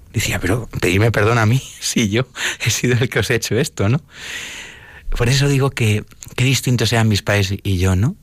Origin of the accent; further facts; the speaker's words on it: Madrid, Community of Madrid, Spain; also born or lived in Sigüenza; yo soy de Madrid